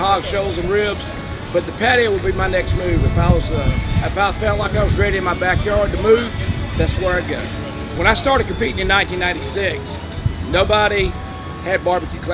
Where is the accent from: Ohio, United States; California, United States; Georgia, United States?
Georgia, United States; Unadilla; I'm from Unadilla, Georgia.